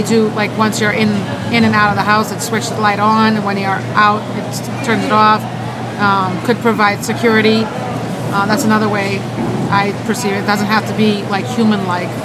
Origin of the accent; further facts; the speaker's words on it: Boston, Massachusetts, United States; I'm from Boston, and I'm working with Old Town Trolley here in Faneuil Hall Marketplace